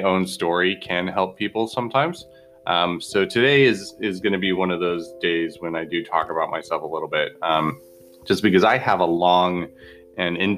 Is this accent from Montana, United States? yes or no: yes; Bozeman, Montana, United States; I grew up in Bozeman, Montana